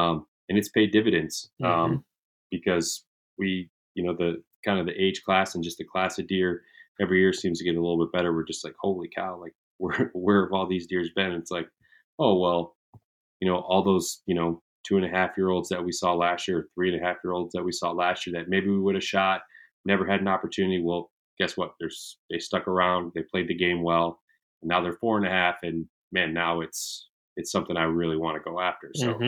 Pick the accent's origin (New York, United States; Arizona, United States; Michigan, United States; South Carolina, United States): Michigan, United States; growing up in Michigan, like it's a friggin' holiday for most of us. Right. I mean, where I grew up, we didn't have school on November 15th.